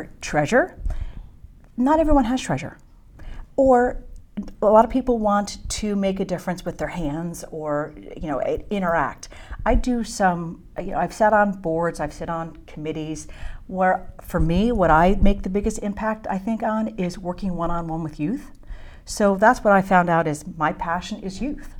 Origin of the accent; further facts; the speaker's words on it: New Jersey, United States; also born or lived in Philadelphia, Pennsylvania; now in Reading, United States; I was born in North Jersey